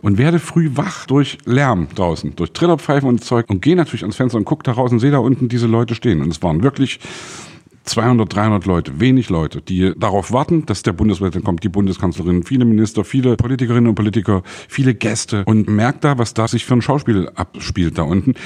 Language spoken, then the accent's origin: German; Saxony, Germany; ich komme aus Sachsen